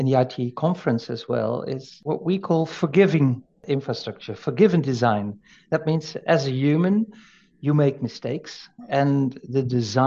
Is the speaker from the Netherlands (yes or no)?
yes; Netherlands; we Dutch